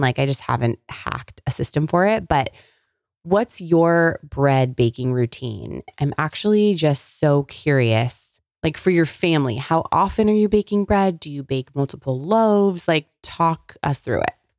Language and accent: English; California, United States; moved away; I grew up in California